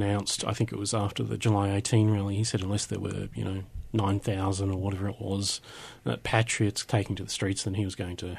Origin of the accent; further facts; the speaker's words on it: Australia; I am an Australian.